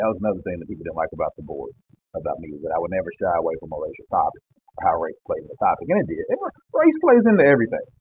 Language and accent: English; Kentucky, United States; also born or lived in Louisville, Kentucky; I'm not from Louisville, but I've lived in Louisville for a very long time. So, but I'm from Kentucky